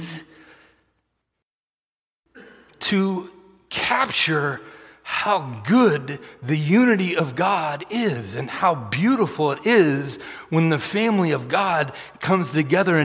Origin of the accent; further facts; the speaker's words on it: Massachusetts, United States; moved away; I grew up in Massachusetts.